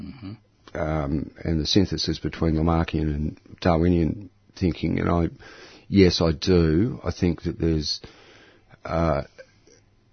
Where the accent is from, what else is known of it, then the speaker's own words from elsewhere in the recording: Camberwell, Victoria, Australia; also born or lived in Fitzroy, Melbourne; We grew up around Camberwell. And, but then, you know, once I fled the nest, I ended up living around the inner city of Melbourne and stayed that way ever since